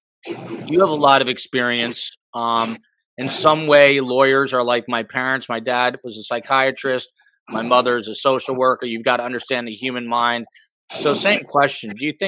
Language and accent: English; Highland Park, New Jersey, United States; moved away; That's my hometown right there, Highland Park, New Jersey. Super proud to be from Jersey.